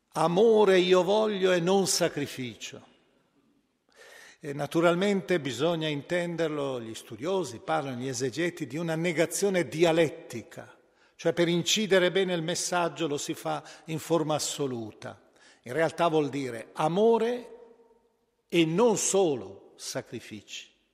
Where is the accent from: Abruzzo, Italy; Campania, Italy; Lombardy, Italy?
Lombardy, Italy; Milan; io penso alla mia città d'origine, Milano